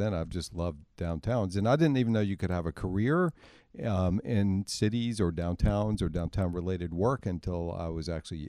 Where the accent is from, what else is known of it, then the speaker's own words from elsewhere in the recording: Lynchburg, Virginia, United States; But long story short, I grew up in Virginia, in Lynchburg, Virginia, which is a medium-sized city.